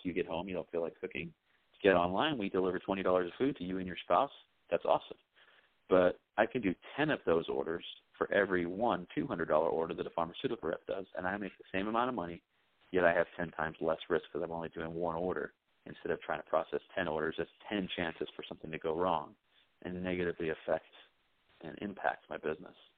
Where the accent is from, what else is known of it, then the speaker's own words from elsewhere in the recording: England, United Kingdom; I was raised in England